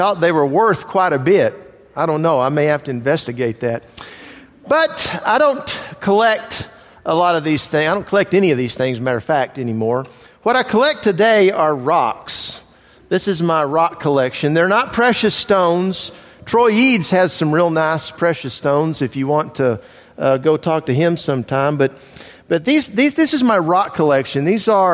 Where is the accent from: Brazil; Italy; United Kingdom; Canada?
Italy; moved away; I grew up in Italy